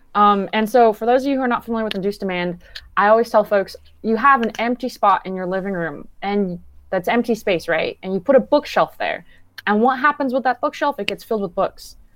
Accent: Downey, California, United States; I grew up and live in Downey, California.

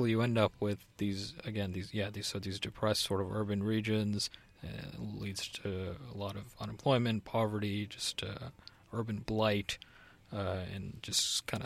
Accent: Connecticut, United States; I'm not from the New Haven part of uh, the state, but yeah, it's supposedly the best pizza in the in the country.

